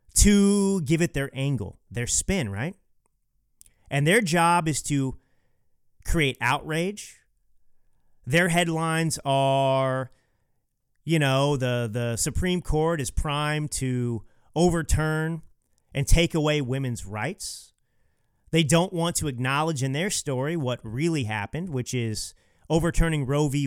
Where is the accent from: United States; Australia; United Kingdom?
United States; Texas; moved away as an adult; now in California, United States; I am a uh, Texas bred, California based, conservative, and millennial author